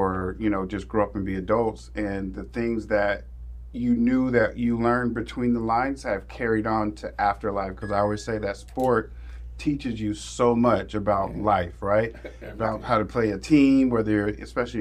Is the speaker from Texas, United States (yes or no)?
no; Oxnard, California, United States; also born or lived in the South (US); I was born in the South, but I grew up in Oxnard